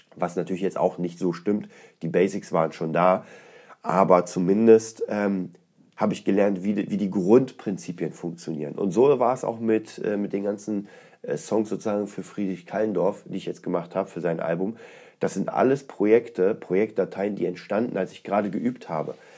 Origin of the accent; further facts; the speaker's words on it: Poland; moved away; aus Polen ist, aus meiner Heimatstadt